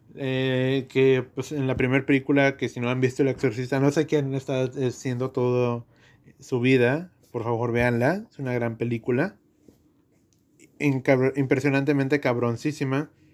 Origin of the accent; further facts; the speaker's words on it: Mexico; somos mexicanos